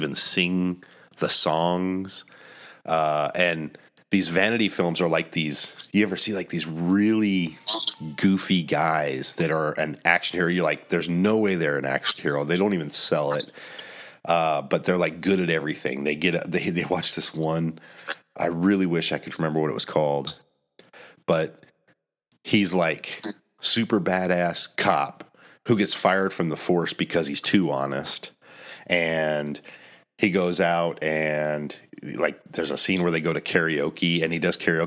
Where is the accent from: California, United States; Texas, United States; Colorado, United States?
Colorado, United States; now in Florida, United States; I'm from Colorado